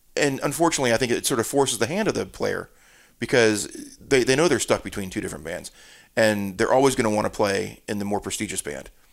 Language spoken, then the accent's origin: English; Florida, United States; also born or lived in New Jersey; now in Charleston, United States; we moved to Florida